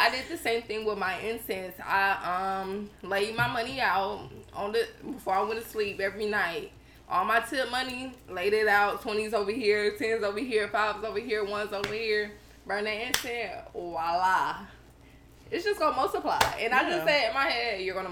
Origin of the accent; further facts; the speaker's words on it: Savannah, Georgia, United States; moved away as an adult; also born or lived in Atlanta; from my transition from Atlanta, back to Savannah, Georgia, my hometown